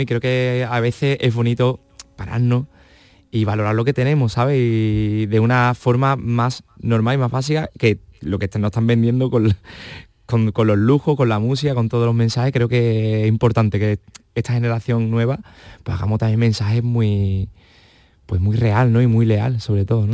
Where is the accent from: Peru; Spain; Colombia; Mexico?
Spain; Huelva, Andalusia; de la tierra de Huelva, de, la playa, del mar, del sol, de Andalucía